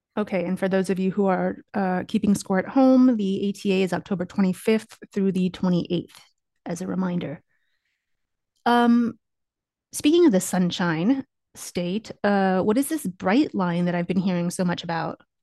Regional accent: Kansas, United States; We are originally from Kansas

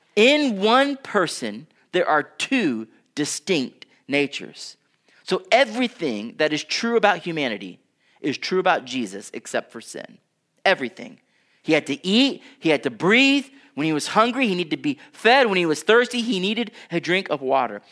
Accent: Houston, Texas, United States; I grew up in Houston, Texas

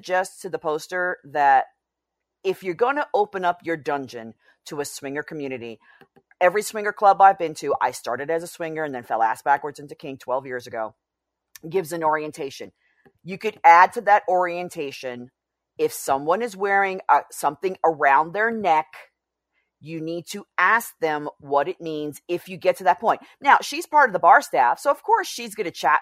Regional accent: New York City, New York, United States; I grew up in New York City

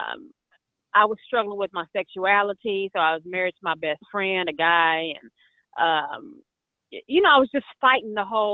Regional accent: Tulsa, Oklahoma, United States; moved away as an adult; now in Atlanta, United States; I am in Atlanta, Georgia. I have been here for going on 3 years, but I'm originally from Tulsa, Oklahoma.

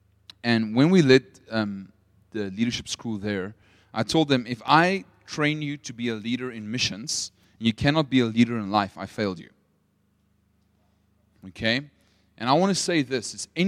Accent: Potchefstroom, North West, South Africa; English is a second language; also born or lived in United States; I'm a true Potchi, which means like I'm born and bred in Potch, which makes me very Afrikaans, but I lived in America for 4 years. That's why my accent sounds a little bit funny.

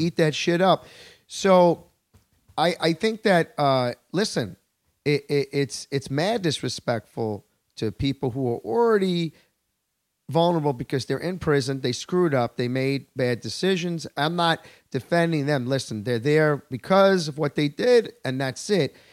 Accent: Long Island, New York, United States; I'm a native New Yorker

